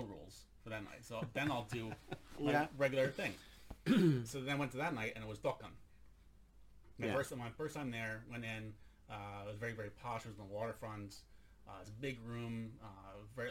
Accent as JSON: {"language": "English", "country": "United States", "moved": "yes", "lives_now": "Sweden", "said": "I'm an American in Sweden."}